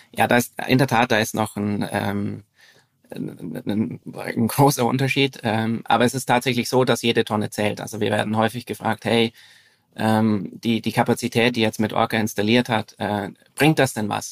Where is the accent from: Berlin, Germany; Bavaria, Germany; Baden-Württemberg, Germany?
Bavaria, Germany; Franconian Switzerland, northern; moved away as an adult; now in Zurich, Switzerland; ich bin in äh, Deutschland aufgewachsen, im Süden. Mhm. Im, im, Im Norden des Südens, also in, äh, in der fränkischen Schweiz, das ist der, der nördliche Teil von Bayern